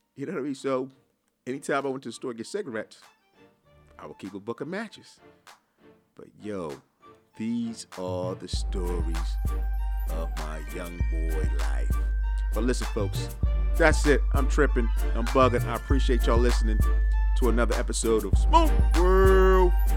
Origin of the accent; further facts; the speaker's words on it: Philadelphia, Pennsylvania, United States; I grew up in Philly